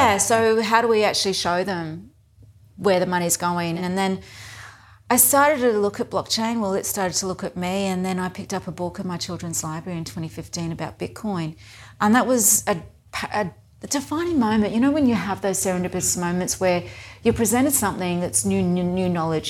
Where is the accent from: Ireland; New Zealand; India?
New Zealand; Whanganui, Manawatū-Whanganui; now in Brisbane, Australia; I was born in New Zealand, and my hometown was Wanganui